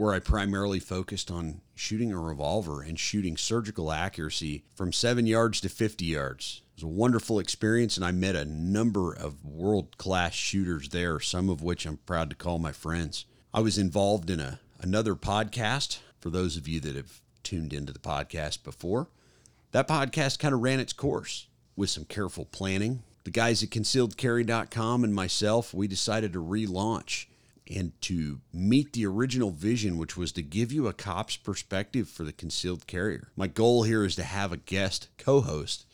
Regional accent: Oklahoma City, Oklahoma, United States; also born or lived in Fort Bragg, North Carolina; moved back to my home state and hometown of Oklahoma City, Oklahoma

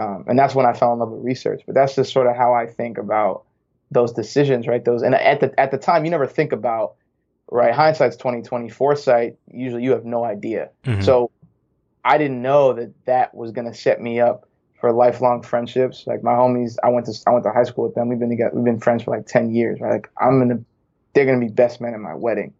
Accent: New Hampshire, United States; moved away as an adult; also born or lived in St. Louis / Bay Area; I am born and raised in New Hampshire

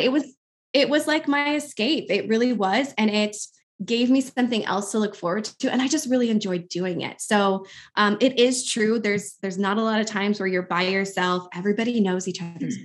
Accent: Albuquerque, New Mexico, United States; moved away as an adult; now in Milwaukee, United States; I'm actually originally from Albuquerque, New Mexico

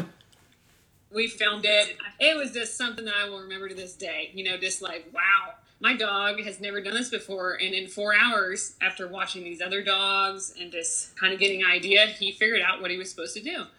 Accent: Fountain, Ohio, United States; I grew up in Ohio in uh, a small town called Fountain, Ohio

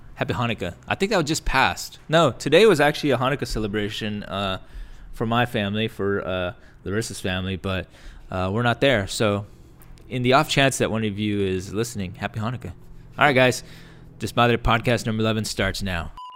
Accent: Texas, United States; now in California, United States; we're both from Texas

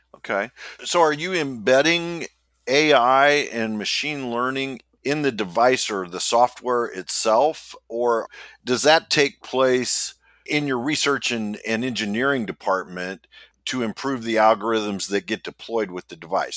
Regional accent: Midwest, United States; I am from the Midwest

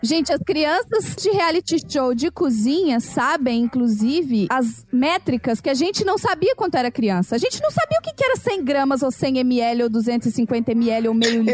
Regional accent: Brazil; moved away; Eles perguntam de onde eu sou, e aí quando você fala Brasil

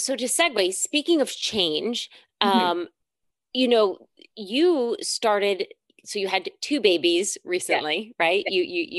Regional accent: New York, United States; I love you, New York. You are my hometown

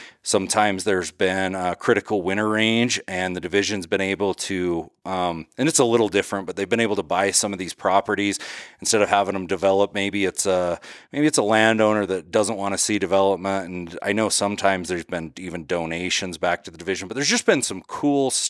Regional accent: Utah, United States; now in Idaho, United States; I actually live in Idaho, just over the border. I grew up in Utah

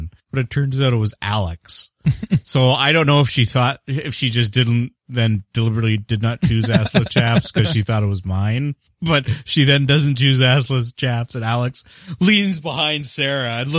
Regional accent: Canada; I am the Canadian.

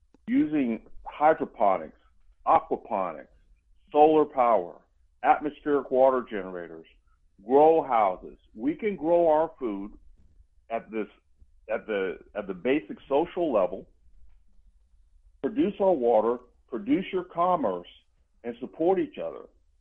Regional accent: Germany; also born or lived in Georgia, United States; When I lived in Georgia, I was living there in Columbus. I grew up in Germany. My dad was in the military when we moved away.

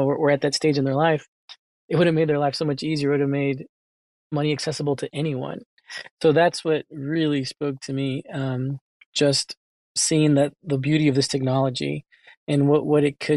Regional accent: United States; I was born here in the United States

